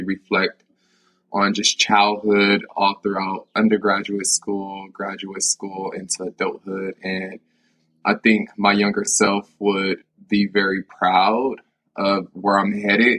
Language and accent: English; United States; growing up in America